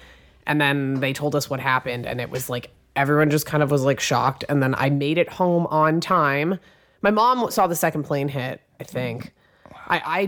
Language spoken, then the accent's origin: English; New York City, New York, United States; I grew up in Manhattan.